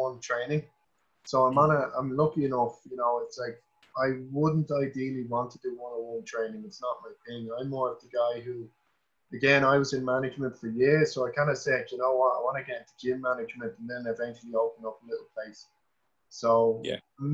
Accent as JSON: {"language": "English", "area": "Wicklow", "region": "Leinster", "country": "Ireland", "said": "I'm from Wicklow"}